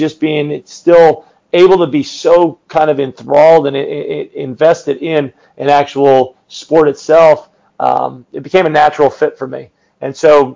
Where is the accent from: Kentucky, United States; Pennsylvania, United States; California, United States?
Pennsylvania, United States; Northeast; now in Indiana, United States; I grew up in Northeast Pennsylvania